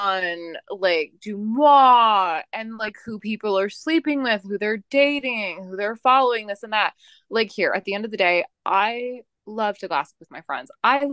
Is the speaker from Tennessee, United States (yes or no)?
no; Las Vegas, Nevada, United States; I'm from Vegas, and everyone's like, yeah, Euphoria is not that bad if you went to high school like in Vegas.